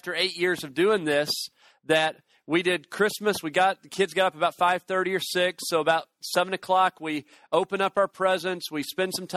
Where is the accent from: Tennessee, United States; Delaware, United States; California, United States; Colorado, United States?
Tennessee, United States; Chattanooga; I'm from Chattanooga, Tennessee.